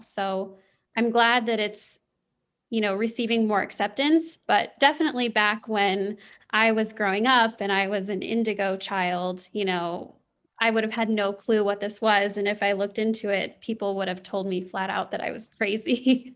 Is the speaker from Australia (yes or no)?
no; Kansas City, Missouri, United States; I grew up in the Midwest. I grew up in the Kansas City area